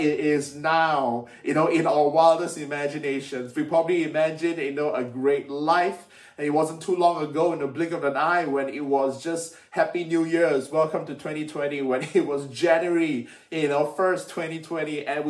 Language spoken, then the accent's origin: English; Malaysia; moved away as an adult; now in United Kingdom; when I was young, growing up in Malaysia